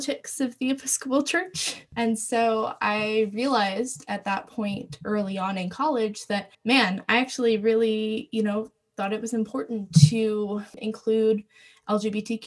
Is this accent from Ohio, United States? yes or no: no; Maryland, United States; I was born in Maryland. I grew up on a family farm